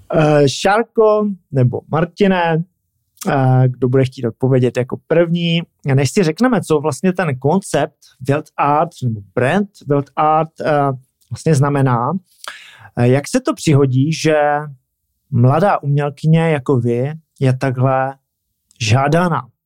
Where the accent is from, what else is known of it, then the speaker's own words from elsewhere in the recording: Czechia; jsem taky Čech